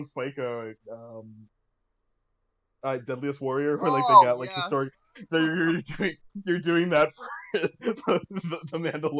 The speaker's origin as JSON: {"language": "English", "town": "Utica", "region": "New York", "country": "United States", "said": "Oh, what region? Upstate New York. Oh, really? I'm from Utica and I never heard anyone call them steamed hams."}